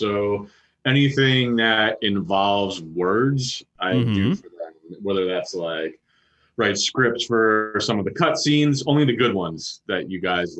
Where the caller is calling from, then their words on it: Berkeley, California, United States; I am in my apartment in Berkeley, California.